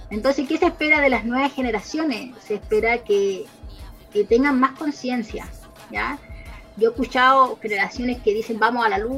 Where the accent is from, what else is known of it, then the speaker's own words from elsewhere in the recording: Chile; soy Aymara y después digo que soy chilena. Y eso sí me preguntan, porque yo soy Aymara primero